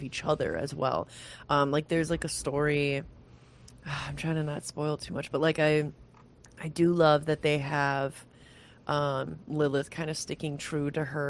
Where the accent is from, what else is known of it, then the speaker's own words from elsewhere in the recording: Michigan, United States; I'm from Michigan